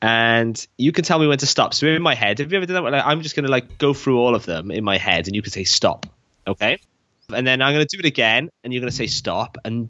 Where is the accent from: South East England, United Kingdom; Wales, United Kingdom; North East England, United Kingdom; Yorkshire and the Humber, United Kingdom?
Wales, United Kingdom; We're Welsh, right? We're oppressed.